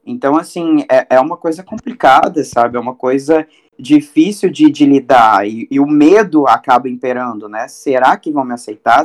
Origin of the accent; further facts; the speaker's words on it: Cuiabá, Mato Grosso, Brazil; Aqui em Mato Grosso, eu estou em Cuiabá agora, que é minha cidade natal, onde eu nasci